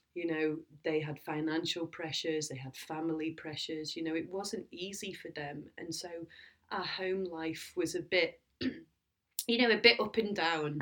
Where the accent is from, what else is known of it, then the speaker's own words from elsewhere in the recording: Lancashire, North West England, United Kingdom; I'm from Lancashire and we lived on an estuary and I used to walk by the river all the time